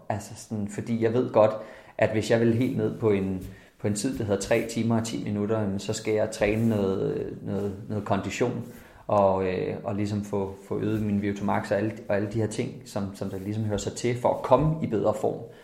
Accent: Jutland, Denmark; moved away; Jeg er fra Jylland af, så det er ikke på landet.

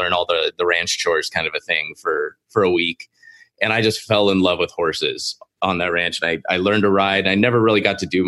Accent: Seal Beach, California, United States; moved away; I am originally from Seal Beach myself

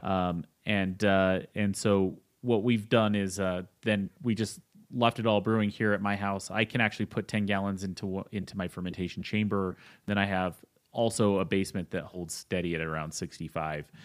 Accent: Utah, United States; now in Colorado, United States; I'm actually from Utah, the land of, uh, three two beer

